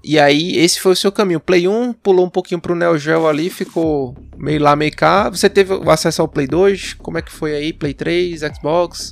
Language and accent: Portuguese; Recife, Pernambuco, Brazil; a gente é de Recife